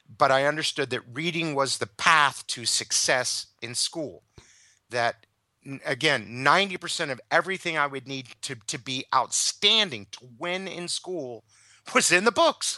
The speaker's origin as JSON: {"language": "English", "country": "United States", "said": "as an American"}